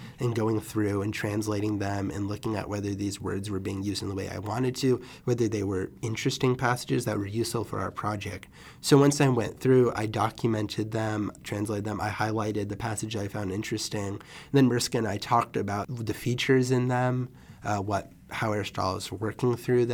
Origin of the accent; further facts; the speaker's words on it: Chapel Hill, North Carolina, United States; I'm from Chapel Hill. I went to Phillips Middle School in East Chapel Hill High